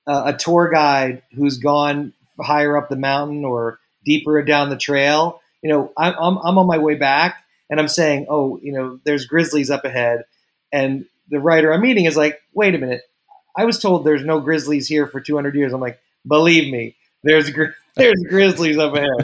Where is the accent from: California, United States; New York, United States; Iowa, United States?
New York, United States; as a New Yorker